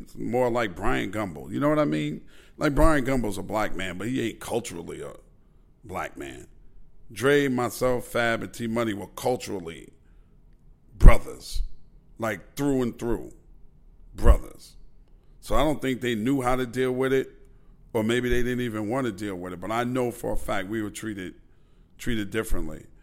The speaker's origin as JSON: {"language": "English", "town": "New York City", "region": "New York", "country": "United States", "said": "I'm from Queens"}